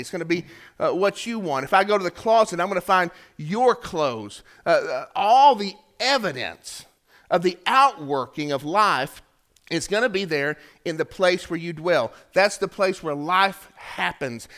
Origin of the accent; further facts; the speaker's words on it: Chattanooga, Tennessee, United States; we're from Chattanooga